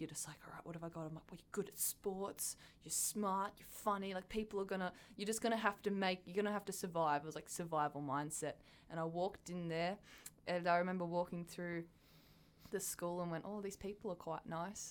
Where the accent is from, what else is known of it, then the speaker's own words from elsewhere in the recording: Gosford, New South Wales, Australia; I'm a central coast of New South Wales. Oh, yeah. So, Gosford. Grown up there my entire life.